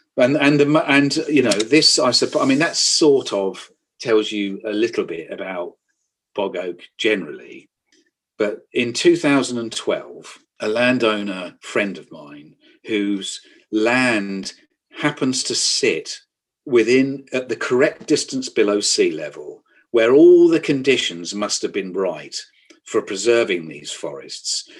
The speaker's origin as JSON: {"language": "English", "area": "the Fens", "region": "East of England", "country": "United Kingdom", "tie": "born or raised there", "said": "I'm a child of the Fens. I was brought up in the Fens."}